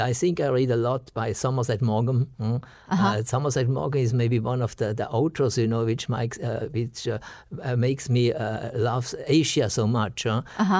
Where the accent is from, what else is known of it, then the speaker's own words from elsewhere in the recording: Switzerland; accent: Swiss German; first language Swiss German; English is a second language; my first language or native language is a dialect of German